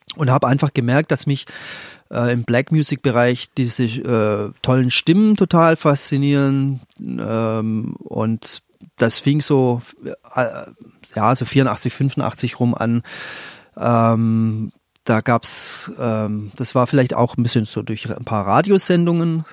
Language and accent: German; Leonberg, Baden-Württemberg, Germany; ich bin aus einer Vorstadt, aus Leonberg, also Vorstadt von Stuttgart